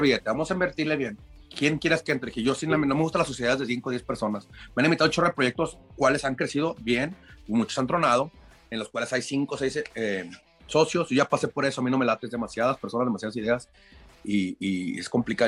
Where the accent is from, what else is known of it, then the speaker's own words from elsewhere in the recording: Lagos de Moreno, Jalisco, Mexico; also born or lived in Chicago; Soy morrito de Lagos de Moreno, Jalisco.